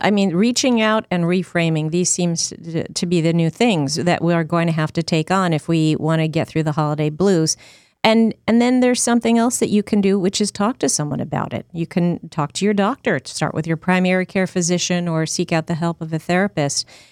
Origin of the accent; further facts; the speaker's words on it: Northeast, United States; moved away; I grew up in the Northeast